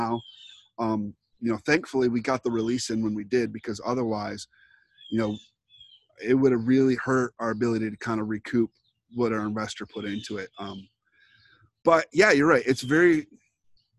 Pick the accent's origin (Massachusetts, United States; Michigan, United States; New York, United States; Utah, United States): Michigan, United States; Port Huron; I grew up in Port Huron